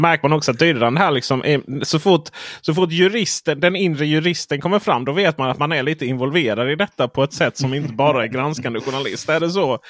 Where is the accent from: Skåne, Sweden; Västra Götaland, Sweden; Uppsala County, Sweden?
Skåne, Sweden; som skåning jag är